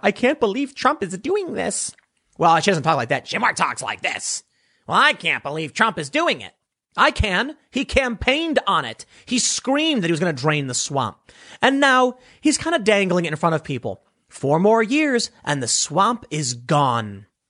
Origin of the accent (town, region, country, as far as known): United States